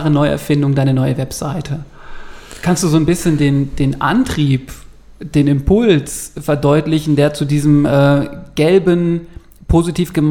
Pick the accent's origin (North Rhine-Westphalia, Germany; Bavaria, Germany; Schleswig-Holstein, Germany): Bavaria, Germany; Ingolstadt; Ich komme aus Ingolstadt, ich arbeite größtenteils als Redakteur in einer Pressestelle in München